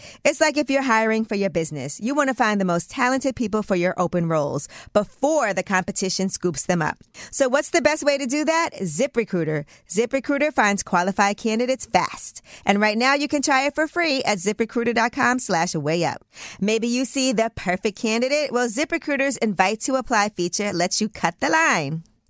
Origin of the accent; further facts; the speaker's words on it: Brooklyn, New York, United States; because I'm from Brooklyn.